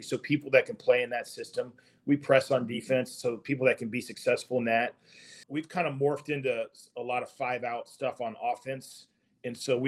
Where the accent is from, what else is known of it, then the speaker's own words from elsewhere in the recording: Hamilton, Ohio, United States; I grew up just outside Cincinnati